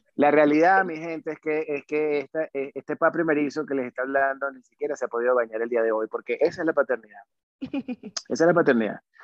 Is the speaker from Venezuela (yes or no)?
yes; Venezuela; now in Mexico City, Mexico; soy un, venezolano más en la Ciudad de México